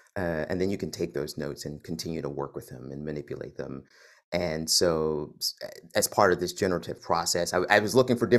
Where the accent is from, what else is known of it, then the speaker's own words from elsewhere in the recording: Philadelphia, Pennsylvania, United States; So I grew up over on Cherokee, just off of Johnson